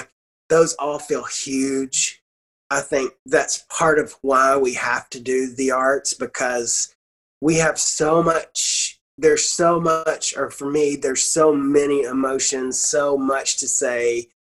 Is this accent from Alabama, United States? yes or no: yes; Arab, Alabama, United States; growing up in Arab, Alabama